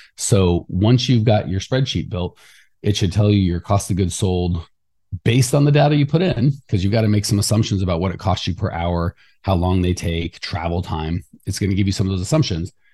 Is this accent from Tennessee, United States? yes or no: no; Arizona, United States; I'm from Arizona